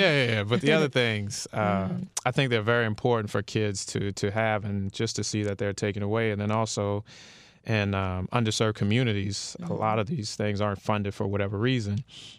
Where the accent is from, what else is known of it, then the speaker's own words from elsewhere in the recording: New Orleans, Louisiana, United States; now in Miami, United States; New Orleans.